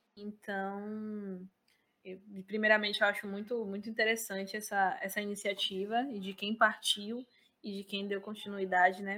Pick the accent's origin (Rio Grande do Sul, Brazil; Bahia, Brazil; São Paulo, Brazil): Bahia, Brazil; Cruz das Almas; eu sou da cidade de Cruz das Almas